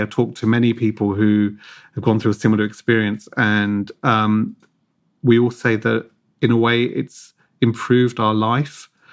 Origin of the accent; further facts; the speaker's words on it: Hove, South East England, United Kingdom; I grew up in Hove, just outside of Brighton, in an apartment.